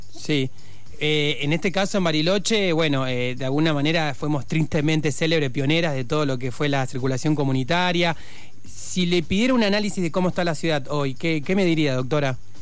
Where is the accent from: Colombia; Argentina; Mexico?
Argentina; Viedma, Río Negro; soy de Viedma